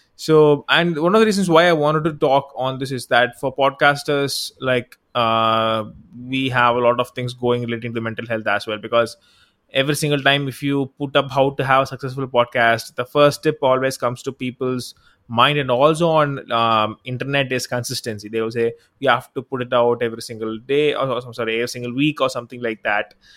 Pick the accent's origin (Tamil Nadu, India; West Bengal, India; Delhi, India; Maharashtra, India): Tamil Nadu, India; I'm from South India, I'm from Tamil Nadu, actually